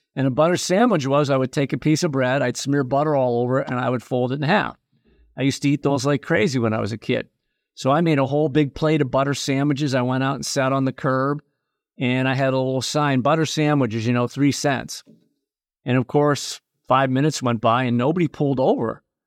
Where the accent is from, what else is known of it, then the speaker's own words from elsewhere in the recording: Erie, Pennsylvania, United States; also born or lived in New England; my hometown of Erie, Pennsylvania